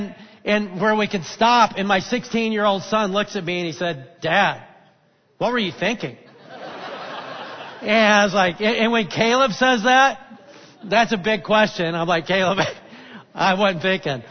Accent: North Alabama, United States; moved away; I grew up in North Alabama

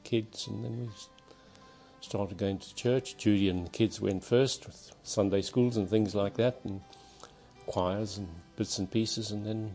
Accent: Zimbabwe; moved away; Born in Zimbabwe, so I'm a white African

